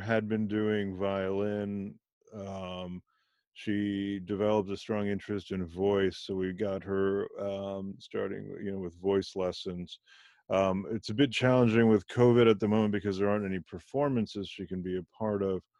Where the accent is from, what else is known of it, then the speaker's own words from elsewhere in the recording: Germany; I was born in Germany to parents of Indian origin